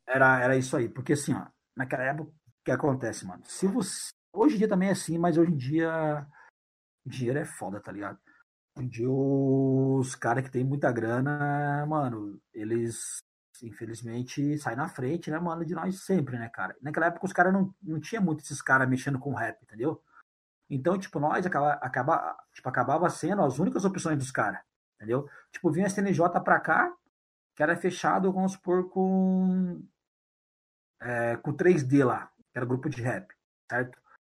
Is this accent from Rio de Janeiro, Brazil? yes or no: no; Curitiba, Paraná, Brazil; um time de futebol lá da minha quebrada